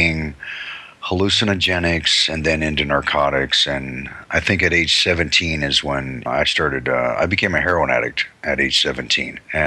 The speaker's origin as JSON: {"language": "English", "town": "Long Beach", "region": "California", "country": "United States", "tie": "born or raised there", "also_born_or_lived": "Hailey, Idaho / New York", "said": "I grew up in Long Beach primarily."}